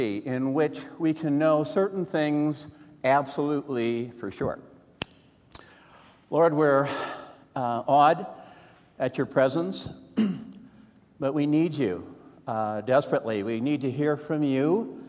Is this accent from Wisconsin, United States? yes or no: yes; Wisconsin, United States; I'm from Wisconsin